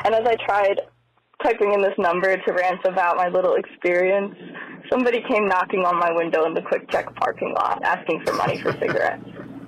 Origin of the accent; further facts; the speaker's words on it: Manalapan, New Jersey, United States; I'm from Manalapan in central Jersey, a real thing.